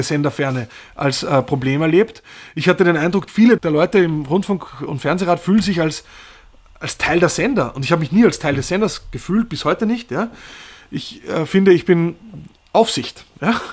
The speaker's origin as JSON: {"language": "German", "country": "Austria", "also_born_or_lived": "Berlin", "moved": "as an adult", "said": "da komme ich vielleicht dann doch aus Österreich"}